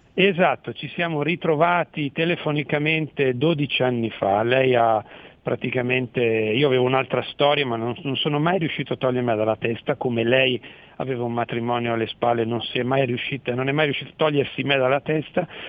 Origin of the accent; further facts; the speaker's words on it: Mantua, Lombardy, Italy; io sono di Mantova ma lì ero in provincia di Reggio Emilia a lavorare